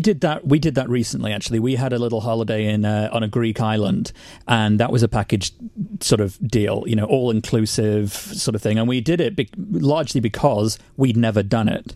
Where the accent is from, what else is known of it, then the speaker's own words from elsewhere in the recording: United Kingdom; as British people